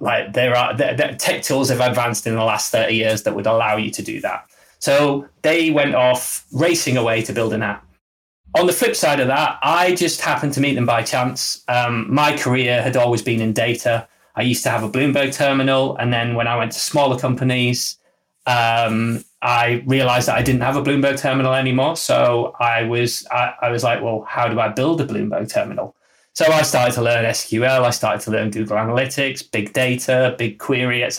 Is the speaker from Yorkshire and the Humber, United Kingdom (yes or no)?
no; Middlesbrough, North East England, United Kingdom; now in Leeds, United Kingdom; I'm from the north. I'm from a much smaller town than Leeds. I'm from Middlesbrough, so a much smaller place.